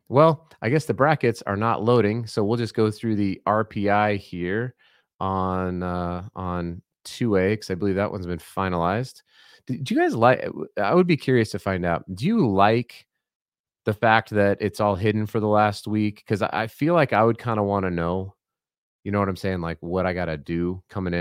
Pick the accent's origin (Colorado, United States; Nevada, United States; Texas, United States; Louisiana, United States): Colorado, United States; now in Utah, United States; I'm from Colorado originally, I'm not from here